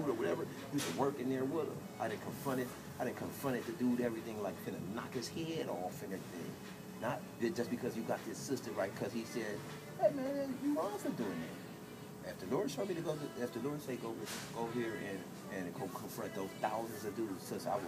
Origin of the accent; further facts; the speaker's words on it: California, United States; I'm from California